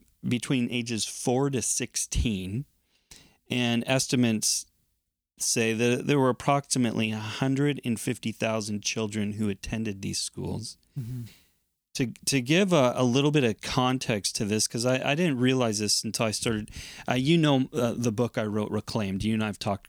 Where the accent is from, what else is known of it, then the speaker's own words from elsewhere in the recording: United States; moved away as an adult; now in Canada; I'm from the United States. I came to Canada